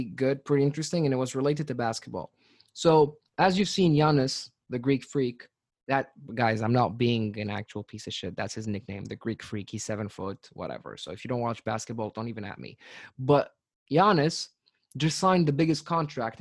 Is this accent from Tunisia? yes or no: yes; Tunis, Tunis Governorate, Tunisia; I'm from Tunis, the capital of Tunisia